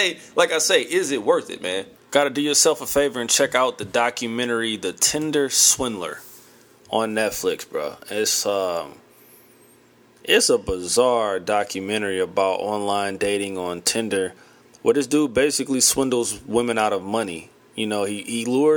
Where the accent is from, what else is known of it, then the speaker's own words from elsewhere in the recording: St. Louis, Missouri, United States; my hometown, St. Louis